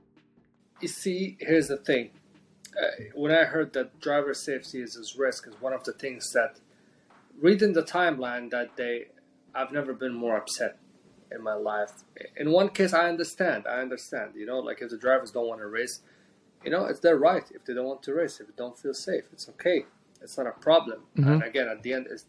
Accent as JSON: {"language": "English", "town": "Jeddah", "region": "Makkah Province", "country": "Saudi Arabia", "tie": "born or raised there", "also_born_or_lived": "Morocco", "said": "I grew up half of my life in Jeddah and half of my life in Morocco because of the ethnicity of my mom. My mom is half Moroccan and my dad is Saudi, so I've been here and there between all my life, but mostly in Jeddah"}